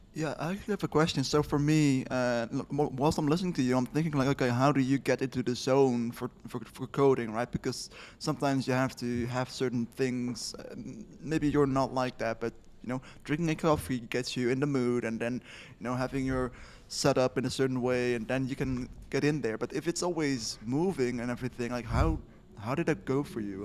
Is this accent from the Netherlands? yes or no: yes; Netherlands; I'm from the Netherlands